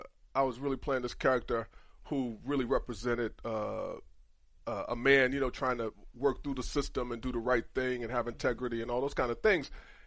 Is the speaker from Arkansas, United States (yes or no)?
no; Cleveland, Ohio, United States; moved away; also born or lived in Michigan; Cleveland is pretty segregated on the west side. I didn't even know the west side existed when I was growing up.